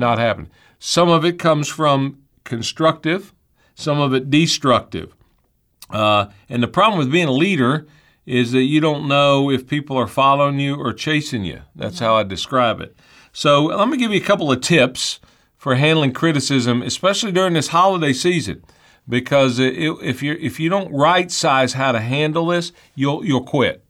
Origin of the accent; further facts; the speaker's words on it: United States; I was born in the United States of America